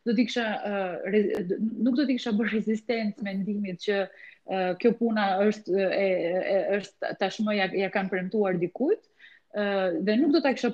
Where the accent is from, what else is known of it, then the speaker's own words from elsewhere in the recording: Korçë, Korçë County, Albania; moved away as an adult; now in Tirana, Albania; studimet e larta i kam bërë në në qytetin tim të lindjes në Korçë